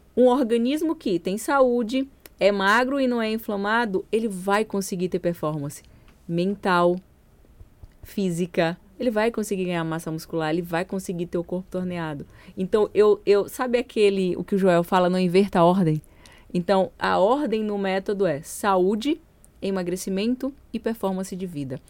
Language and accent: Portuguese; São Luís, Maranhão, Brazil; moved away; eu sou de São Luís